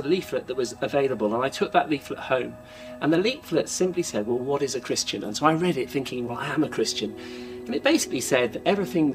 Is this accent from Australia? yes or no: no; Norwich, East of England, United Kingdom; when I was a kid, I grew up in a place called Norwich